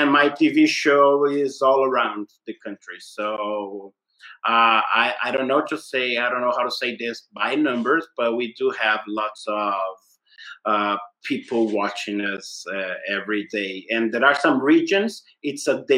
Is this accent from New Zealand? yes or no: no; Brazil; I said, Brazil.